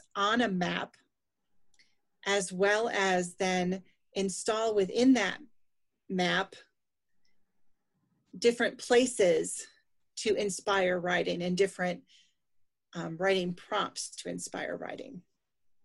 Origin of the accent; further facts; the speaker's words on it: Finger Lakes region, upstate New York, United States; I grew up in upstate New York in the Finger Lakes region